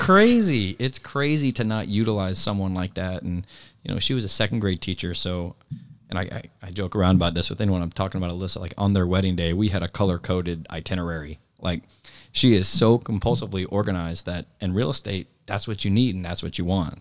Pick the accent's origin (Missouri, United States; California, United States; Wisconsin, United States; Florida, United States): Florida, United States; Naples; Moved here when I was three